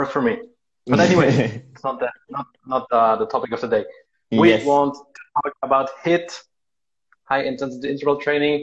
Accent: Switzerland; We are both from Switzerland

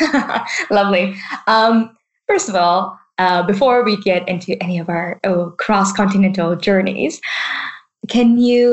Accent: Vancouver, British Columbia, Canada; now in Bristol, United Kingdom; I am also from that same city

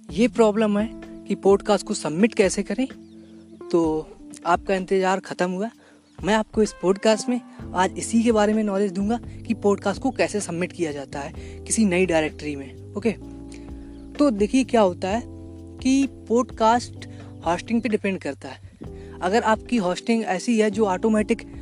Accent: India; अगर आप इंडिया से हो है ना चूँकि मैं इंडिया से हूँ इसलिए आपको थोड़ा कनेक्ट भी मिलेगा

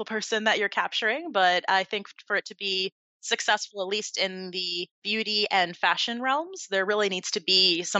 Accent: Point Pleasant, New Jersey, United States; now in South Florida, United States; originally born and raised in Point Pleasant, New Jersey

